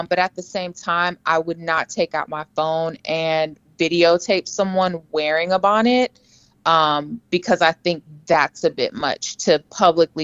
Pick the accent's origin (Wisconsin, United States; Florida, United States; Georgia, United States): Florida, United States; Orlando; I'm from Orlando, attended FAMU where I met Jackie.